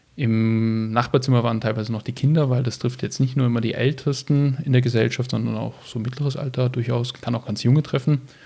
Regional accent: Düsseldorf, North Rhine-Westphalia, Germany; moved away as an adult; now in Graz, Austria; bin geboren worden in Düsseldorf in Deutschland, trage auch einen deutschen Pass.

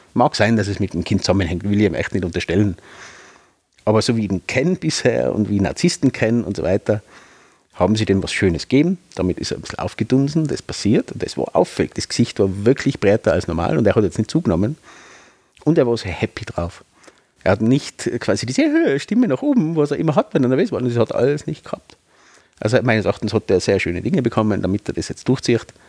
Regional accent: Tyrol, Austria; bei uns in Tirol

